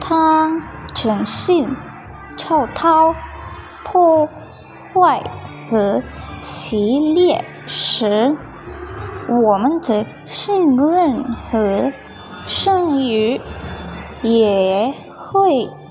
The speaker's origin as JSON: {"language": "Chinese", "country": "Indonesia", "said": "我来自印度尼西亚"}